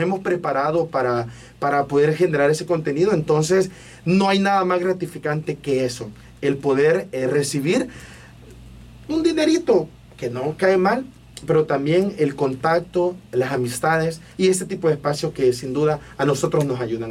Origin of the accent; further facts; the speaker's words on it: Ilopango, San Salvador, El Salvador; soy de Ilopango